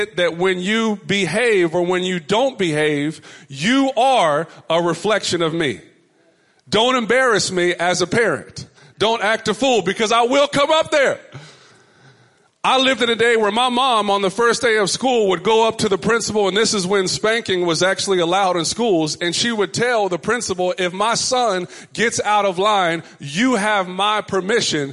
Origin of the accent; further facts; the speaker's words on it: Richardson, Texas, United States; my mother's home growing up in Richardson, Texas